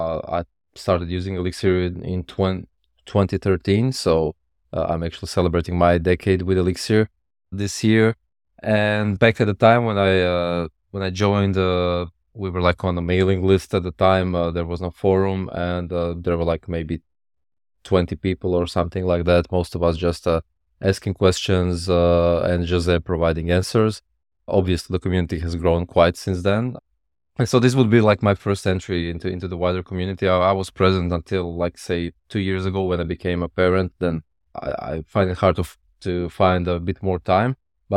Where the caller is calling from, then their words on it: Croatia; Yeah, I'm in Croatia, Europe.